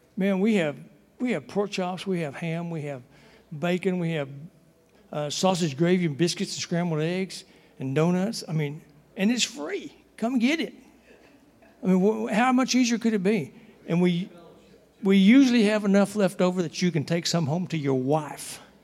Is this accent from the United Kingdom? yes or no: no; Texas, United States; moved away; I'm from Texas